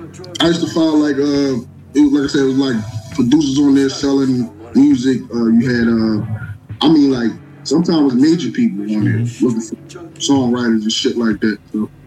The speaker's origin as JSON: {"language": "English", "town": "Philadelphia", "region": "Pennsylvania", "country": "United States", "said": "I'm from South Philly."}